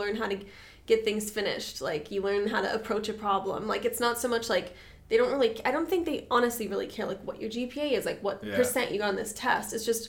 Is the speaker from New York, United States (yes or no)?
no; San Diego, California, United States; Like, I'm from San Diego. I get excited when there's grass.